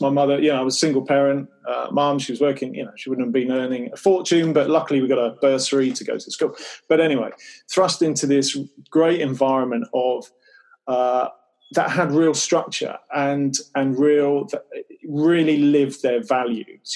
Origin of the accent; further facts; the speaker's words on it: Cornwall and Devon, South West England, United Kingdom; also born or lived in Newquay, Cornwall; I grew up in Cornwall and then Devon